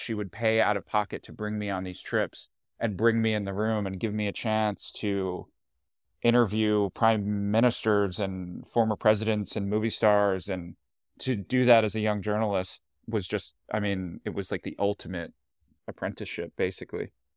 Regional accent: Hatboro, Pennsylvania, United States; moved away as an adult; also born or lived in Queens, New York / Washington; now in New York, United States; I grew up in a town right outside Philly called Hatboro

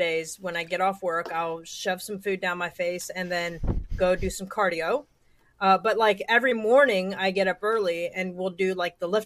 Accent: Ohio, United States; now in New York, United States; I'm from Ohio, but living in New York.

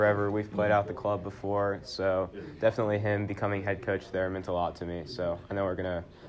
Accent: St. Joseph, Missouri, United States; I wanted to stay in Missouri and represent the home state, but being able to represent my hometown team definitely meant a lot.

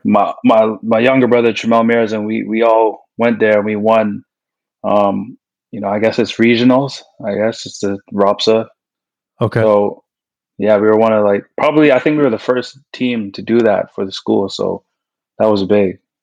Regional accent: Canada; growing up in Canadian basketball

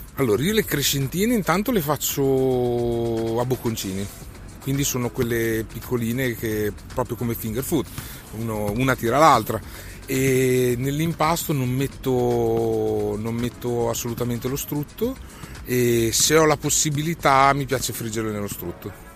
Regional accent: Modena, Emilia-Romagna, Italy; sono modenese

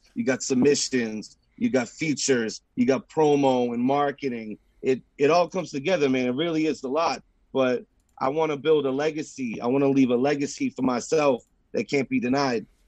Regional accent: Haverhill, Massachusetts, United States; Jermaine Ave, and that's the street I grew up on in Haverhill

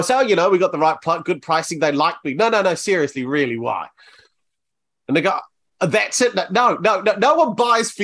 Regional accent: New Zealand; now in Bournemouth, United Kingdom; I'm from New Zealand originally

